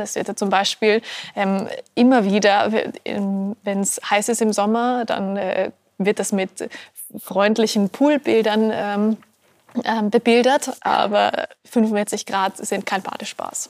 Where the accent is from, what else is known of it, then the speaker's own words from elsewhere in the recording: Austria; als Österreicherin